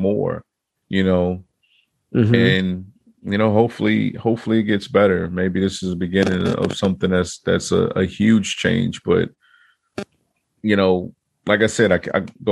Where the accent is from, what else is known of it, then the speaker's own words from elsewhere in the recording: Chicago, Illinois, United States; moved away; also born or lived in Virginia; I grew up in Chicago